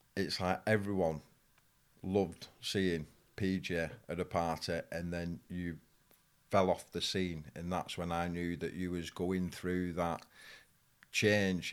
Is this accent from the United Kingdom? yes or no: yes; Farnworth, North West England, United Kingdom; I grew up in Farnworth, people know about. But Bolton is a big town